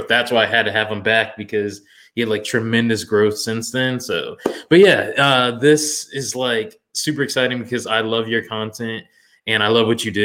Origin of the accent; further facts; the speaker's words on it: Orlando, Florida, United States; growing up in Florida